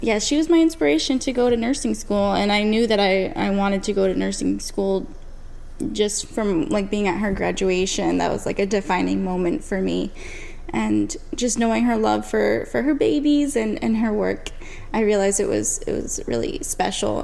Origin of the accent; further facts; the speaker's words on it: New Jersey, United States; I was born in New Jersey.